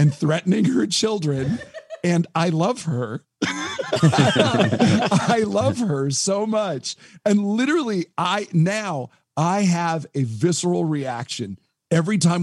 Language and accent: English; Monroe, Washington, United States; also born or lived in Duvall, Washington; I grew up in Monroe. I grew up in Monroe and Duval. And I live in Duval